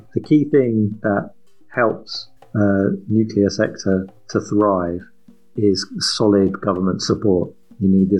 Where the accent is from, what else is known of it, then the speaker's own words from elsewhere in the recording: England, United Kingdom; As an English guy sitting here in London